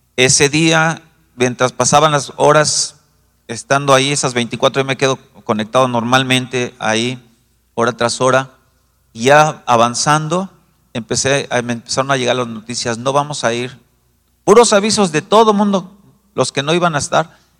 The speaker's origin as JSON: {"language": "Spanish", "region": "Mexico City", "country": "Mexico", "said": "yo como buen chilango"}